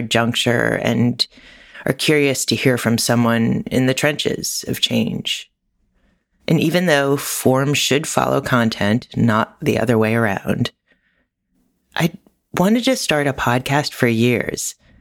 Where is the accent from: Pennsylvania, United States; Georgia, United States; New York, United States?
New York, United States; New York, my hometown